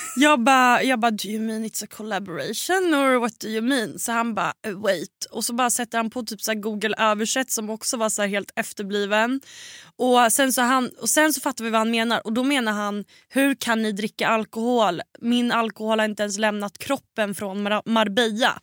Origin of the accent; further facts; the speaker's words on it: Sweden; hemma i Sverige